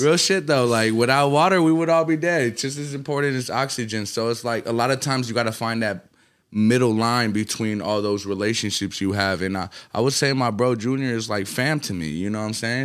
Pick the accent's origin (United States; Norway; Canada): United States; Atlanta, Georgia; also born or lived in Colombia / New York; my formative, like, who I was around and what created, you know what I'm saying? It's, I'll give it to Atlanta